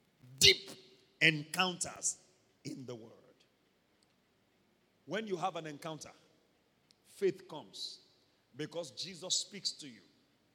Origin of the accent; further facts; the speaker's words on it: Ondo, Nigeria; I would prefer pounded yam. I'm from Ondo State.